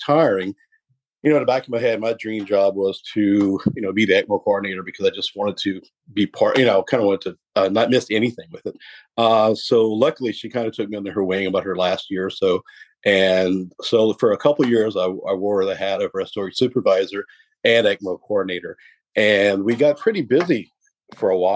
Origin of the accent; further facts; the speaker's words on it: Cut Off, Louisiana, United States; am from Cutoff, Louisiana, originally, way down there.